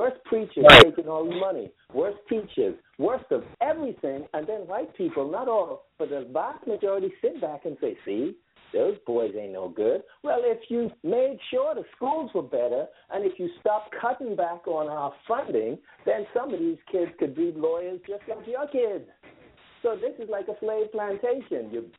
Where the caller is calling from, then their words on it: New York City, New York, United States; Hey, I'm calling from New York City. How are you all?